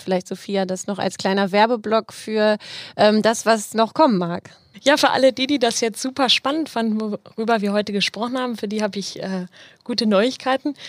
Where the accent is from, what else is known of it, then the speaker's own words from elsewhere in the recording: Marburg, Hesse, Germany; now in Dortmund, Germany; Also ich komme ja nicht aus Dortmund, ich komme ja ursprünglich aus Marburg in Hessen